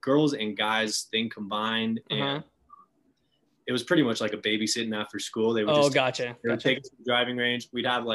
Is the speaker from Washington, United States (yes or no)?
no; Danville, California, United States; grew up in Danville, California, in the East Bay